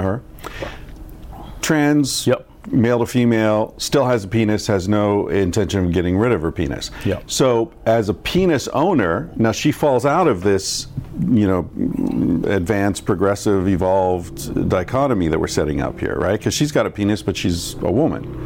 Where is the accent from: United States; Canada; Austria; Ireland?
Ireland; I'm not white. I'm Irish.